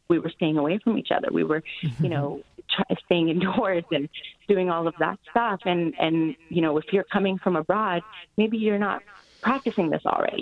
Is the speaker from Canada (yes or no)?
yes; Canada; moved away as an adult; now in Hong Kong; growing up in Canada and North America